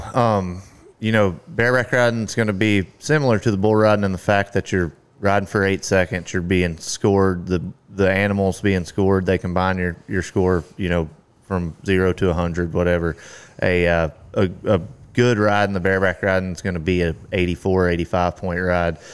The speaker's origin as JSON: {"language": "English", "town": "Carthage", "region": "Texas", "country": "United States", "tie": "born or raised there", "lives_now": "Granbury, United States", "said": "I grew up in East Texas, uh, Carthage, Texas"}